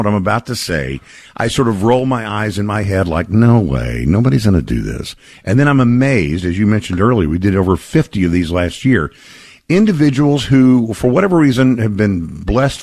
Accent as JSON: {"language": "English", "region": "Texas", "country": "United States", "tie": "born or raised there", "said": "my home state"}